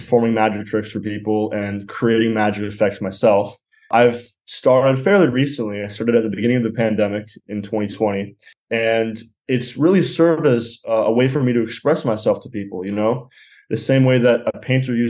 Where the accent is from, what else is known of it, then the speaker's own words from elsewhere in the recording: Los Angeles, California, United States; I'm from Los Angeles and I'm 20 years old